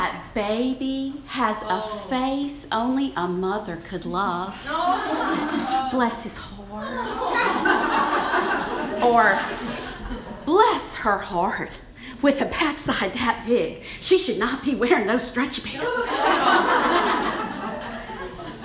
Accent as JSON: {"language": "English", "town": "Baton Rouge", "region": "Louisiana", "country": "United States", "accent": "Southern", "said": "my strong accent and sweet smile, I'm a Southern Belle. I'm from Baton Rouge, Louisiana"}